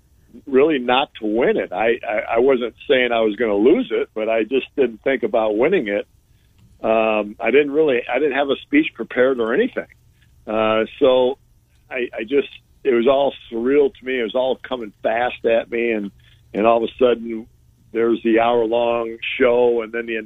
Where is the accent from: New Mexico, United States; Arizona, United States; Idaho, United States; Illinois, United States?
Illinois, United States; a suburb of Chicago; I grew up in Big Ten country, right, you know, a suburb of Chicago, so I'm right in the middle of it